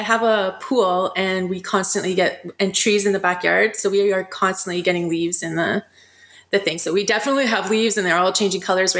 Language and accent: English; Sudbury, Ontario, Canada; now in Windsor, Canada; I grew up in Sudbury, Ontario, so way more northern. And there was it was just freezing there, lots of snow.